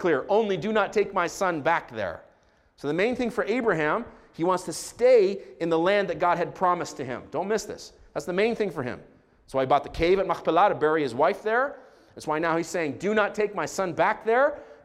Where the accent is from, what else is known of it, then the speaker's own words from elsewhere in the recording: Israel; I grew up in Israel